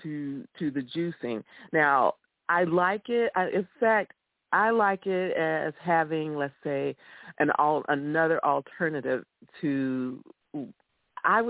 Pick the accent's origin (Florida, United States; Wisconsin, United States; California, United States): Florida, United States; I grew up in Florida